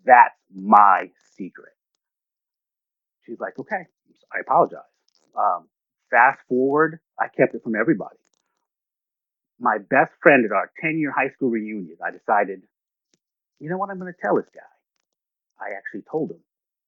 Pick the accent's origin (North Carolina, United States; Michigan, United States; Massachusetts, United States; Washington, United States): Massachusetts, United States; Boston; born there; I was born in Boston, Massachusetts in 1972.